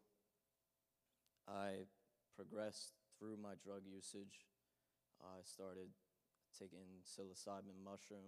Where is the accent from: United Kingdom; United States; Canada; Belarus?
United States; New Egypt, New Jersey; I grew up in New Egypt in North Hanover